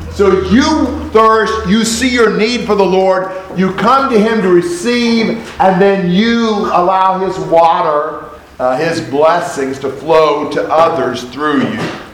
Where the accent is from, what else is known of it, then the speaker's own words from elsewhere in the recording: Indianapolis, Indiana, United States; also born or lived in Vincennes, Indiana; I was not born in Indianapolis. I was born in Vincennes. And when I was 10 months old, we moved to Indianapolis